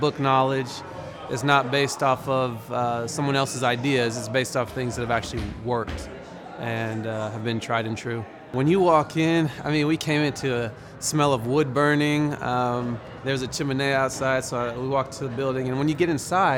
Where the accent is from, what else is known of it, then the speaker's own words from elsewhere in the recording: Broken Arrow, Oklahoma, United States; I'm from Broken Arrow, Oklahoma